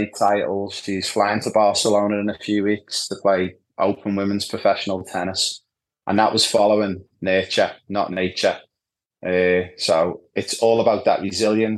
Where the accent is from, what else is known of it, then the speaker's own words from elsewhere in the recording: Liverpool, North West England, United Kingdom; moved away as an adult; also born or lived in Ibiza; now in Australia; growing up in Anfield in Liverpool, the hub of football